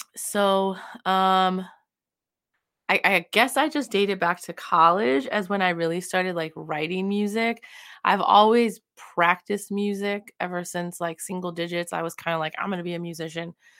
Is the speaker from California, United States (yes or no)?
yes; California, United States; moved away as an adult; also born or lived in Midwest; I grew up in California and there's lots of sunshine